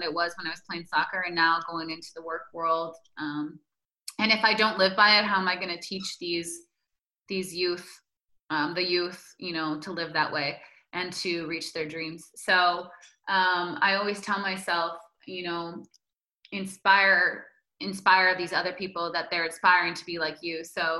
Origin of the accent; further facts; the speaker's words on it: Green Bay, Wisconsin, United States; I still have the pizza with ranch once in a while, you know, because, you know, I'm from Green Bay.